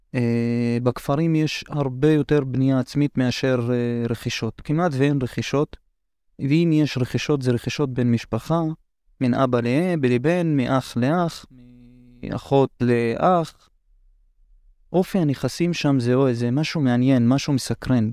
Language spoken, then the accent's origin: Hebrew; Hurfeish, Northern District, Israel; אני מכפר חורפיש בצפון